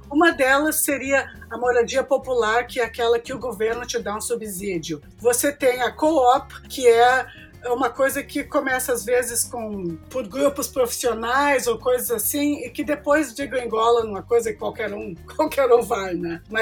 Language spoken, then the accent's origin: Portuguese; Brazil; moved away as an adult; now in Toronto, Canada; Quando eu era jovem no Brasil